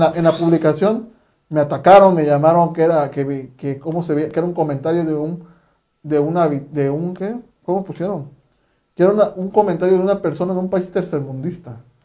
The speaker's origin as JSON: {"language": "Spanish", "country": "Mexico", "said": "ya hablo como mexicanos"}